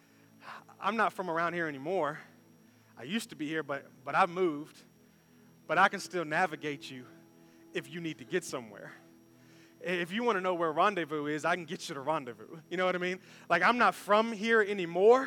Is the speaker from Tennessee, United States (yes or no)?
yes; Memphis, Tennessee, United States; moved away; we were born and raised in Memphis